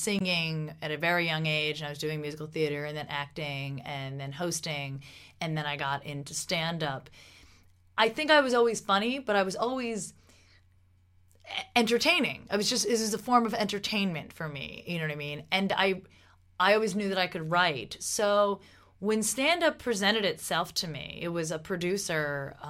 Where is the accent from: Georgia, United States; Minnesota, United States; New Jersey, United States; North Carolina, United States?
New Jersey, United States; I'm from Jersey